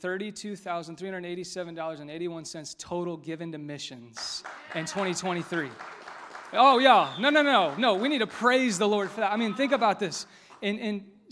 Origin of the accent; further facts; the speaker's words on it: Westfield, Indiana, United States; growing up in Westfield. This is my hometown.